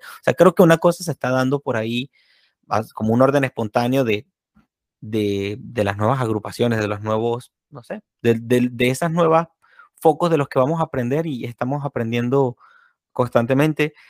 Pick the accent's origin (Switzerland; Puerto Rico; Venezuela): Venezuela; San Cristóbal, Táchira; now in Florida, United States; aquí en San Cristóbal, mi tierra natal en Venezuela